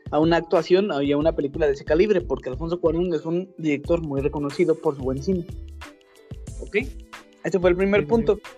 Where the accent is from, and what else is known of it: Mexico